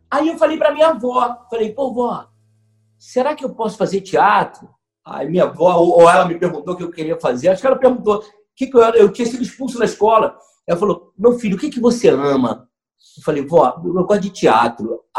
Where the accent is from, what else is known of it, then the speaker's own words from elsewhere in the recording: Rio de Janeiro, Brazil; Eu nasci na Abolição. Na Abolição é subúrbio do Rio de Janeiro, chamado subúrbio da Central.